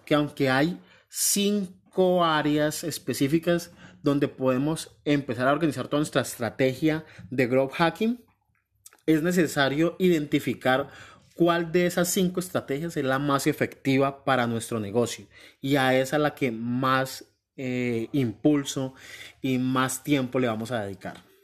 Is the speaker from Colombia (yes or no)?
yes; Colombia; now in New York, United States; Soy un colombiano